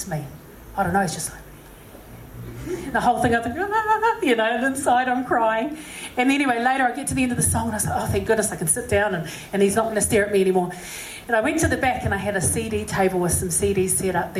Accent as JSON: {"language": "English", "region": "Auckland", "country": "New Zealand", "also_born_or_lived": "Massey", "said": "I said, Auckland"}